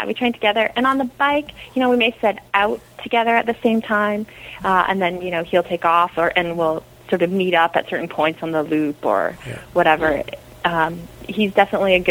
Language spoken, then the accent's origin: English; Canada; I'm Canadian